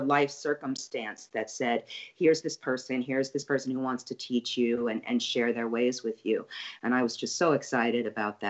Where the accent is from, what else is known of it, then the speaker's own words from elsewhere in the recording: New York City, New York, United States; now in New Orleans, United States; I grew up in Brooklyn, right kind of on, you know, near the Verrazano Bridge